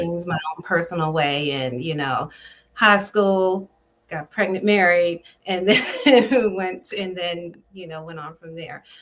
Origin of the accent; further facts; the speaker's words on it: Spotsylvania County, Virginia, United States; I grew up in Spotsylvania County on a on a farm